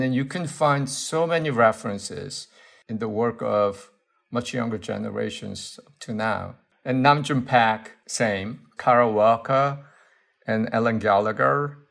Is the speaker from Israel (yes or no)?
no; South Korea; English is a second language; moved away as an adult; also born or lived in Seoul / United States; now in London, United Kingdom; when I was growing up in Korea, I mean, in a way, I learned my English from the radio station for American soldiers.